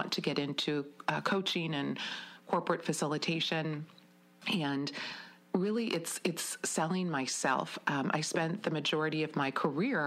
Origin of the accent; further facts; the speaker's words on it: Wisconsin Rapids, Wisconsin, United States; also born or lived in Madison / Milwaukee / Beaver Creek, Colorado; I grew up in Wisconsin Rapids